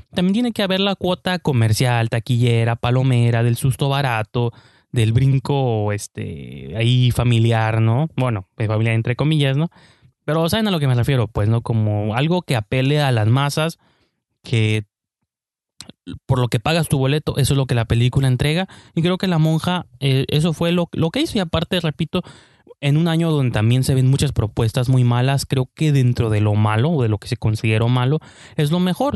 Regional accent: Mexico

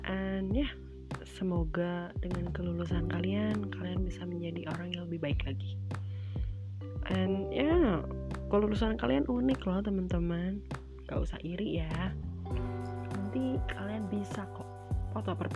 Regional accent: West Java, Indonesia; misalnya kayak aku orang Sunda

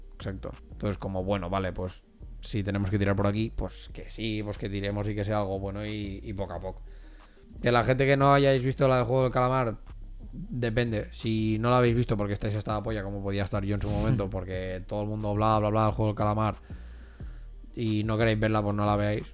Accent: Spain; nosotros como españoles

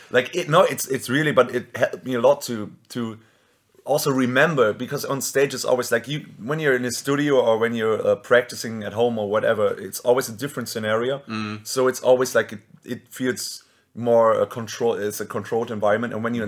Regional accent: Germany

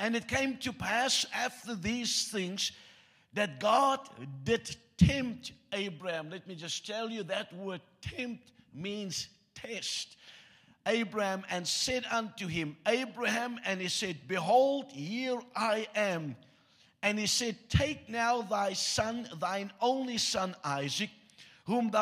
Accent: South Africa; first language Afrikaans; English is a second language; You get taught a second language in school in South Africa

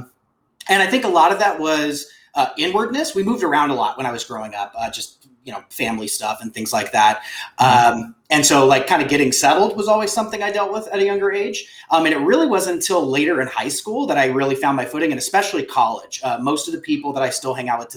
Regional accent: Beaumont, California, United States; I grew up in and around the Inland Empire. I spent most of my time, like most of my, I guess, like formative years in a small town in, for anybody who knows the Southern California area, Beaumont, California

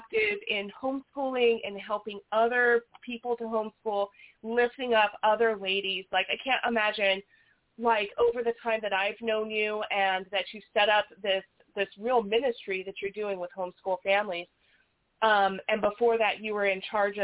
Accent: Las Vegas, Nevada, United States; I was born and raised in Vegas

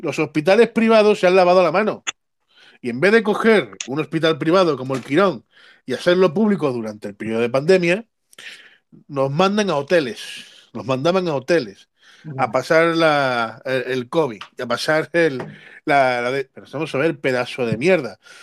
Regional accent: Cártama, Andalusia, Spain; now in Algeciras, Spain; mi pueblo de Cártama

